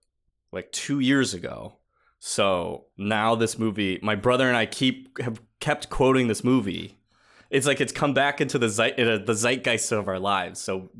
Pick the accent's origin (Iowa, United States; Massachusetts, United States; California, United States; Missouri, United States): Massachusetts, United States; So I grew up in Massachusetts, and he joined like the Boston Harbor Sailing Club or something